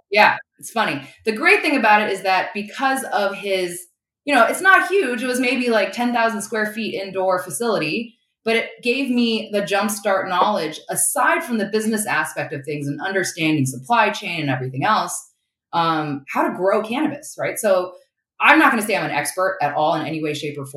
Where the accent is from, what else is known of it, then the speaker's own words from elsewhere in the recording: China; But uh, growing up in China, it was most definitely conservative when it came to um, sex and drugs, right?